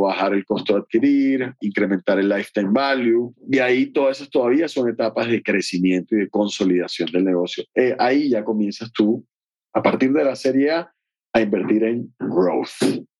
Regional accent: Barranquilla, Atlántico, Colombia; en el garaje de mi casa en Barranquilla, de donde vengo hoy

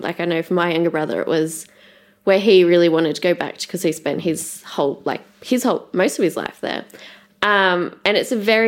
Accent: Sweden; moved away; I grew up in Sweden, and Sweden is very, very athletic and fit.

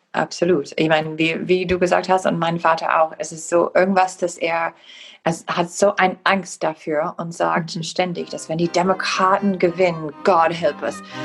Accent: Wisconsin, United States; German is a second language; ich komme aus Wisconsin

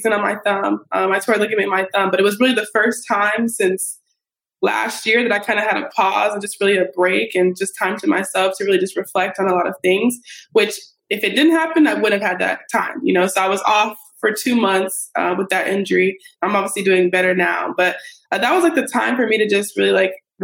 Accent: Colorado, United States; moved away as an adult; also born or lived in California; now in Brooklyn, United States; I'm from Colorado, went to school in California.

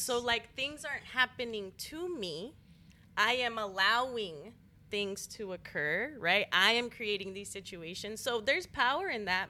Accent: El Paso, Texas, United States; moved away as an adult; also born or lived in San Antonio; now in Austin, United States; I'm from El Paso, on the border.

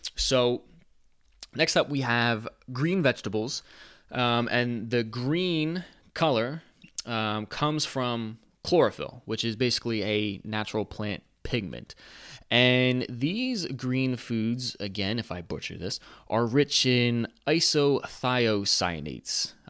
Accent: United States; I'm an American

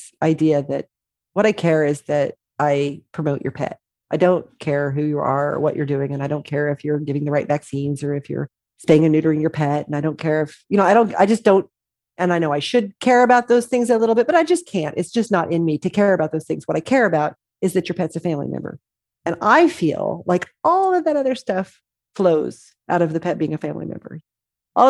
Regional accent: Southwest Missouri, United States; moved away; I grew up in Southwest Missouri.

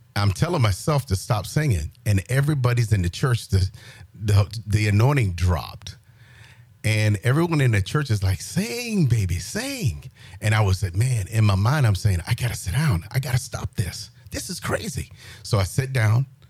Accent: Johnsonville, South Carolina, United States; moved away as an adult; born and raised in South Carolina, a little small town called Johnsonville

